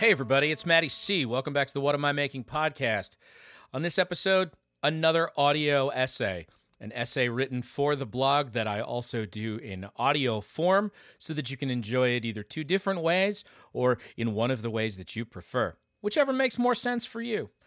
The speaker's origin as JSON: {"language": "English", "region": "Michigan", "country": "United States", "said": "my home state of Michigan"}